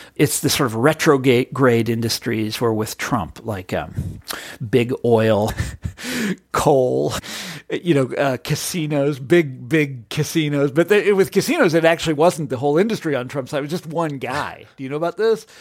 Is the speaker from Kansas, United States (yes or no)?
yes; Johnson County, Kansas, United States; I grew up in Johnson County, Kansas